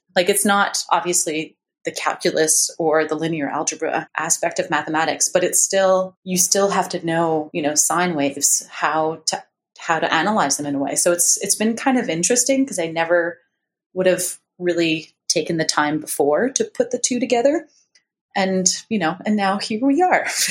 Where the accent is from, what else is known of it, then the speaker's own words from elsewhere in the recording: Montreal, Quebec, Canada; now in Victoria, Canada; growing up in Montreal